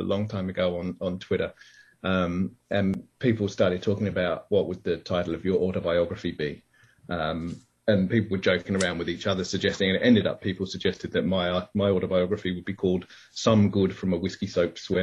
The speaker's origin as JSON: {"language": "English", "region": "England", "country": "United Kingdom", "tie": "born or raised there", "moved": "yes", "lives_now": "Australia", "said": "I am English. So I was born in England, even though I've been Australian now for a long time"}